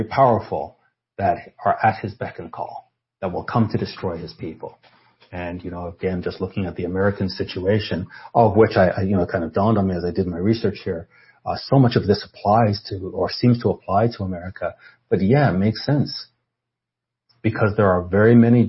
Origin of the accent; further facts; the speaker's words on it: Canada; I'm Canadian